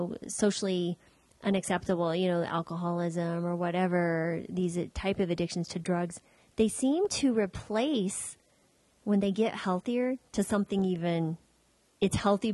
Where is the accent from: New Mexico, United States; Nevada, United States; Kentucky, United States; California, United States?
New Mexico, United States; I grew up in New Mexico